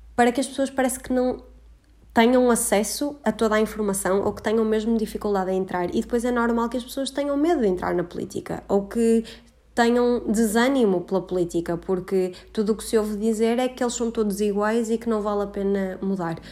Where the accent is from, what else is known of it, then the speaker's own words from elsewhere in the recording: Porto, Norte, Portugal; moved away as an adult; now in Coimbra, Portugal; A minha quarentena foi no Porto e eu não imaginava que ia passar dois meses no Porto, ahm, que é de onde eu sou originalmente